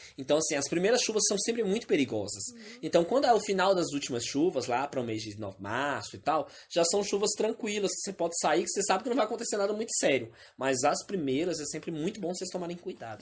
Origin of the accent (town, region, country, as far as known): Northeast Region, Brazil; moved away